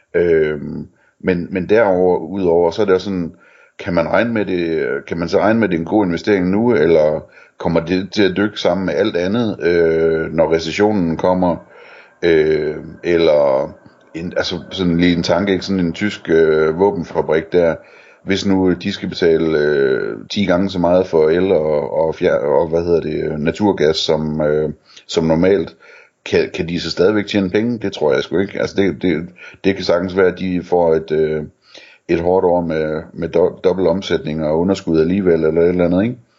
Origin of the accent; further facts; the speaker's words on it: near Elling, North Denmark Region, Denmark; der, hvor jeg voksede op, der øh, lå der i nabolandsbyen øh, en fabrik, der hed Krudten, hvor de lavede ammunition øh, i Elling